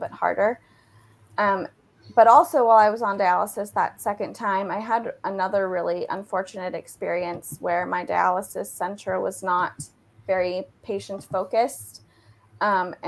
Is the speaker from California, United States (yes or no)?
yes; Southern California, United States; moved away; also born or lived in Dallas, Texas; I'm originally from Southern California